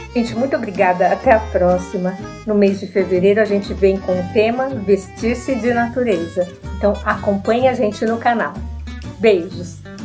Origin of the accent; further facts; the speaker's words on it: São Paulo, Brazil; estou aqui na minha cidade, São Paulo.